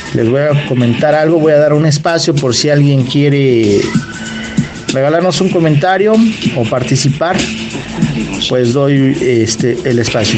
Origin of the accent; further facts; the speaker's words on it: Los Reyes La Paz, State of Mexico, Mexico; Yo de pequeño vivía en el Estado de México, en la zona de los Reyes La Paz